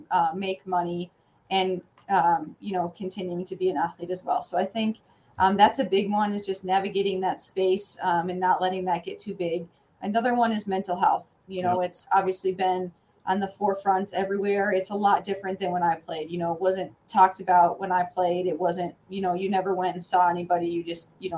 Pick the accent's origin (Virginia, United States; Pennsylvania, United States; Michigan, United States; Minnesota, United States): Minnesota, United States; moved away as an adult; now in New Mexico, United States; I grew up in Minnesota